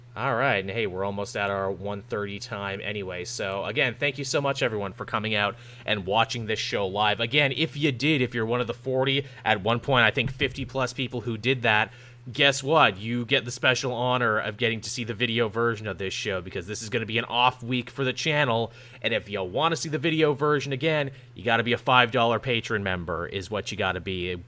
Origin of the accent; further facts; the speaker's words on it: Canada; I'm Canadian